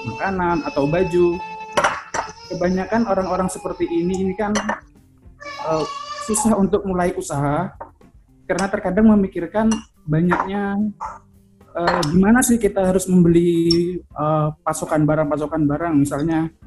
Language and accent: Indonesian; Surabaya, East Java, Indonesia; now in Jakarta, Indonesia; Ya, uh, saya dari Surabaya uh, sekarang lagi di Jakarta